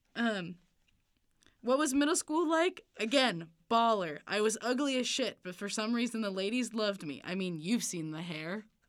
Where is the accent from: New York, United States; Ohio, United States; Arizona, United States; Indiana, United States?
Indiana, United States; Evansville; now in Bloomington, United States; I'm from Evansville